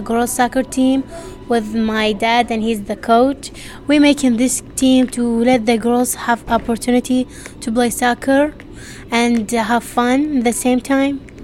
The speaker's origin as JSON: {"language": "English", "country": "Iraq", "moved": "yes", "lives_now": "Kent, United States", "said": "I'm from Iraq and I go to Kent Meridian High School."}